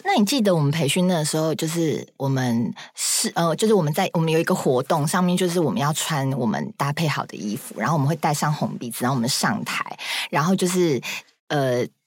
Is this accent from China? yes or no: no; Taichung, Taiwan; 我是台中， 的，我是台中人